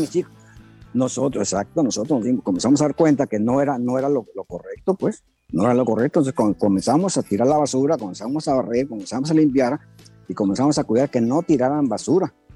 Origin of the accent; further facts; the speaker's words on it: Guadalajara, Jalisco, Mexico; now in Hermosillo, Mexico; De, de, Jalisco